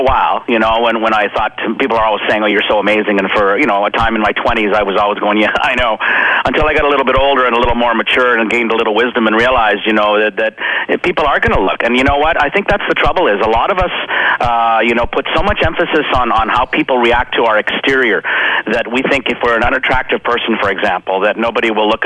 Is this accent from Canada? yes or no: yes; Saskatchewan, Canada; little small town Saskatchewan